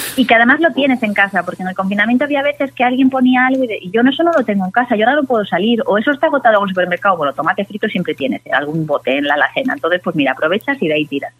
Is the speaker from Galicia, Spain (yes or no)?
yes; Galicia, Spain; como buena gallega